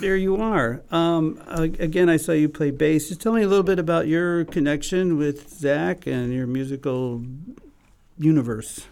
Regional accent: Chicago, Illinois, United States; we're both from Chicago

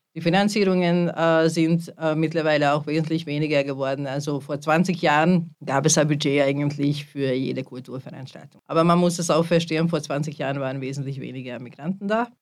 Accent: Hungary; now in Linz, Austria; ich bin eine Ungarin

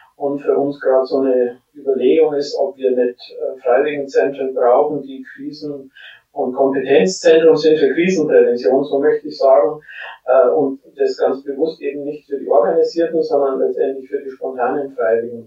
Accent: Germany; bei uns in Deutschland

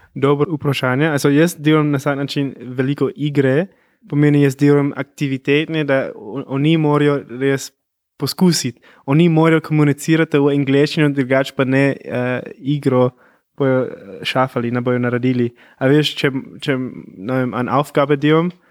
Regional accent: California, United States; first language English; Slovenian is a second language; moved away; native speaker, jaz pridem iz Kalifornije, mogoče pa slišiš moj akcent.

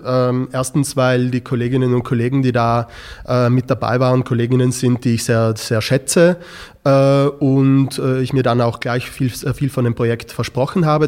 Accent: South Tyrol, Trentino-Alto Adige, Italy; ich bin in einer Grenzregion aufgewachsen, dadurch ist das Thema der, die Frage der nationalen Identität etwas, das mich äh, von Kind an begleitet hat

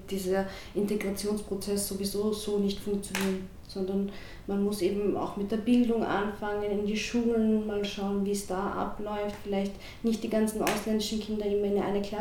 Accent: Vienna, Austria; Ich fühle mich nicht gespalten. Ich fühle mich als Wienerin, aber auch als Türkin.

